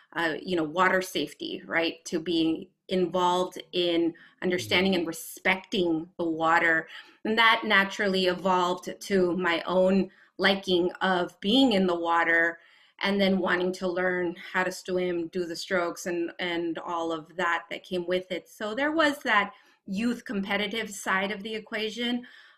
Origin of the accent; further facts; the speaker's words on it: West Coast, United States; in full transparency, I grew up on the West Coast.